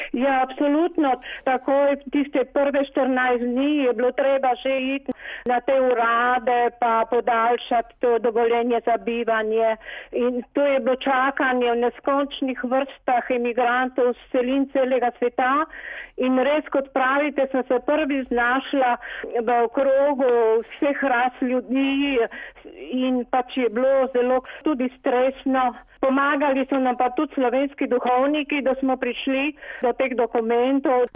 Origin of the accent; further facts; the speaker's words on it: Slovenia; now in Paris, France; smo Slovenci